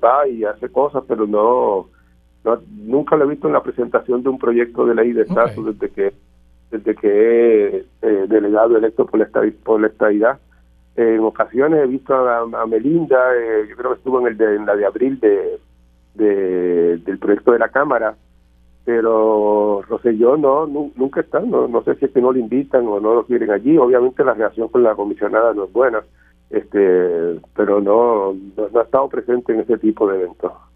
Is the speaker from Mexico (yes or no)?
no; Puerto Rico; como puertorriqueño